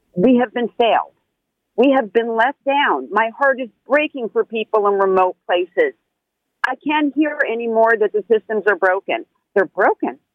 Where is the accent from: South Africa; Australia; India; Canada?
Canada; Toronto, Ontario; I love being Canadian. I love being from Toronto